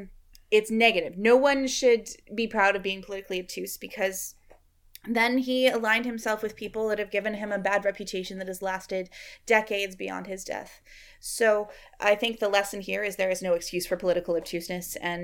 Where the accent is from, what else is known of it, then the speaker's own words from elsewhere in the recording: Canada; We're both Canadian